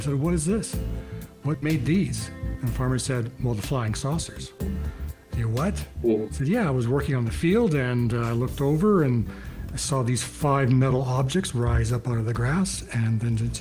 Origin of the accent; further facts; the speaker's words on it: Kenora, Saskatchewan, Canada; moved away as an adult; now in Calgary, Canada; I'm from Kenora, Saskatchewan, and I've been in Calgary since I left high school, finished high school, and moved out here